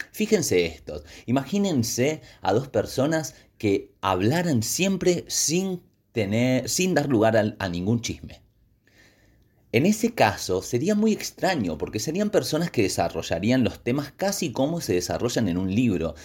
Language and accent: Spanish; Patagonia, Argentina; mi tierra